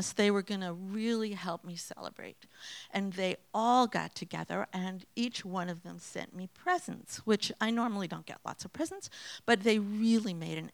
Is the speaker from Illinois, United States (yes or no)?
no; Massachusetts, United States; also born or lived in Fairbanks, Alaska; I grew up here in Massachusetts